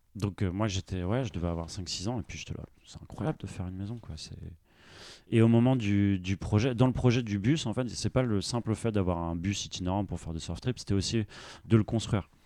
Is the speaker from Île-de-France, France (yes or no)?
no; Brest, Brittany, France; also born or lived in Nantes; je viens de Brest